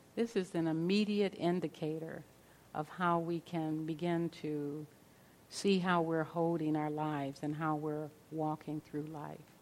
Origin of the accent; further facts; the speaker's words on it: Los Angeles, California, United States; growing up in South Central Los Angeles